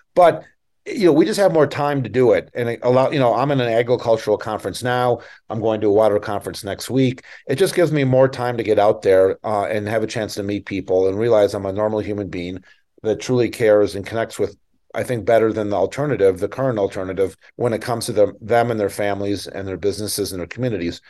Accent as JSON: {"language": "English", "town": "Minneapolis", "region": "Minnesota", "country": "United States", "tie": "born or raised there", "also_born_or_lived": "Northeast Montana / Boulder, Colorado / Upper West Side, Manhattan, New York / Western Slope, Colorado", "moved": "yes", "lives_now": "Western Slope of Colorado, United States", "said": "I grew up in Minneapolis and an Indian reservation in Northeast Montana."}